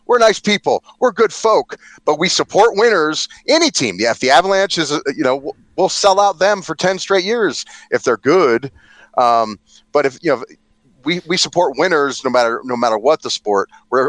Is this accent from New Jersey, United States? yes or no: no; New York, United States; Okay, we're from New York, and it's all we talk about.